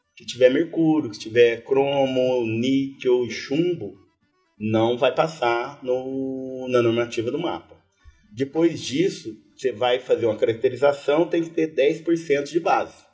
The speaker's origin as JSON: {"language": "Portuguese", "town": "Batatais", "region": "São Paulo", "country": "Brazil", "also_born_or_lived": "Piauí / Pombal", "moved": "as an adult", "lives_now": "Areia, Brazil", "said": "eu sou do interior de São Paulo, sou da cidade que chama Batatais, é perto de Ribeirão Preto, ali nordeste do estado de São Paulo."}